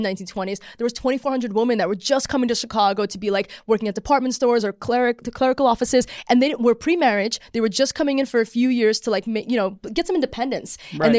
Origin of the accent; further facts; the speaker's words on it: Australia; it's like 90% Australians and I'm from Australia.